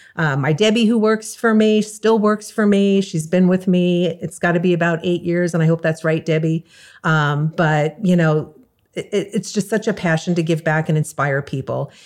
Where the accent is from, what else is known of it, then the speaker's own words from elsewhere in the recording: New York, United States; also born or lived in California; now in South Florida, United States; I moved from California two and a half years ago to South Florida and I'm originally from New York